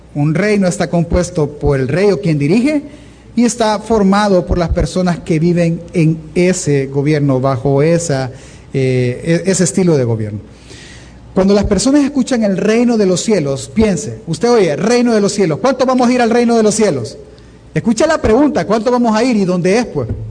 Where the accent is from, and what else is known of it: El Salvador